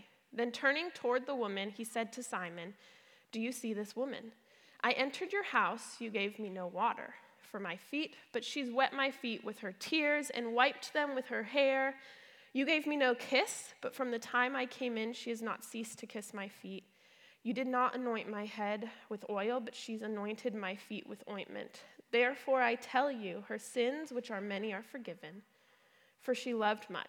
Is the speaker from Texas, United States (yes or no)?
no; Brea, California, United States; also born or lived in Palm Desert, California; my mom sent my little brother and I to go live in Brea. So we came from Palm Desert